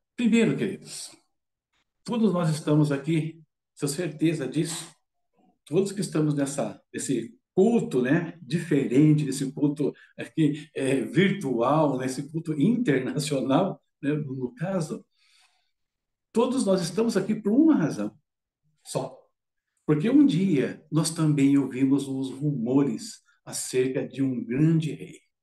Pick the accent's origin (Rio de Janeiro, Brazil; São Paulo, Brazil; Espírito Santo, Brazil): São Paulo, Brazil; interior of São Paulo state, Brazil; moved away as an adult; now in São Paulo, Brazil; moro aqui em São Paulo, não sou de São Paulo, né, sou do interior, né, na, na realidade, daqui do estado de São Paulo